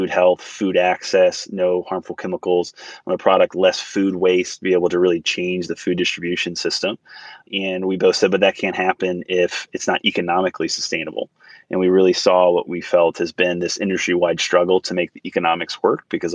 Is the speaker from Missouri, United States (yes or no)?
no; North Carolina, United States; moved away as an adult; also born or lived in Washington, D.C.; I grew up in North Carolina